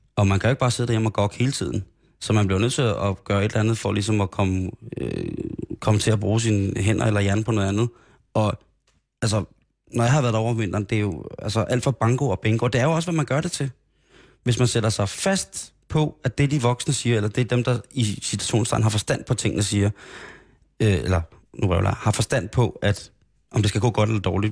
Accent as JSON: {"language": "Danish", "town": "Roskilde", "region": "Zealand", "country": "Denmark", "tie": "born or raised there", "also_born_or_lived": "Grenå", "said": "Jeg voksede op i Roskilde. Jeg voksede op i Grenå først, og så Roskilde"}